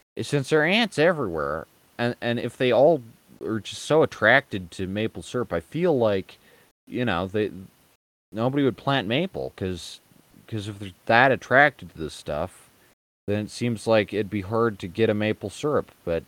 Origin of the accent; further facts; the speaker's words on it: United States; I was raised in America